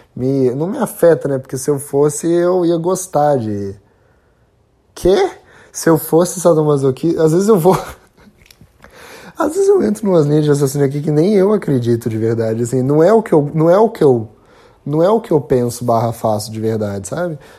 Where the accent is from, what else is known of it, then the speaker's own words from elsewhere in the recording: Brazil; a gente como brasileiro